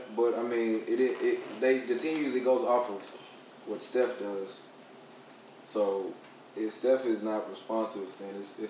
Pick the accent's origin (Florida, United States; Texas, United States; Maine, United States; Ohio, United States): Texas, United States; Dallas; I'm from Dallas